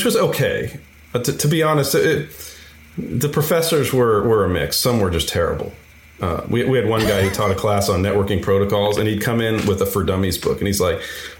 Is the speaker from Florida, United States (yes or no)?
no; San Francisco, California, United States; I'm from San Francisco